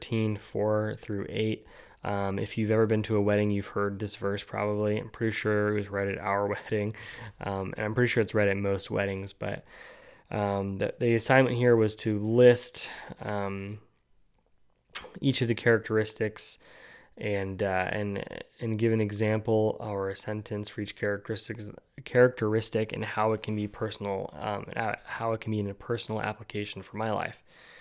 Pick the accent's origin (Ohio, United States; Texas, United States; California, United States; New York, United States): California, United States; also born or lived in New Guinea; I was born in California. I moved to New Guinea. She moved to Florida, then to, you know, a very conservative area of Northeast Pennsylvania. I lived in the very liberal state of California.